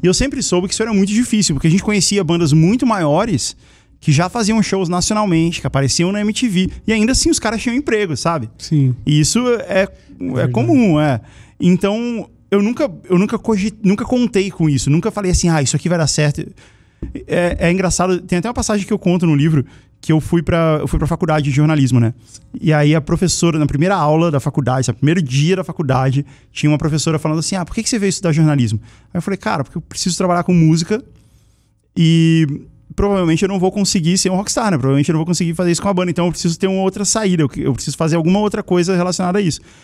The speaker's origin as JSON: {"language": "Portuguese", "town": "Brasília", "region": "Federal District", "country": "Brazil", "tie": "born or raised there", "said": "eu nasci em Brasília, né? Eu morava lá"}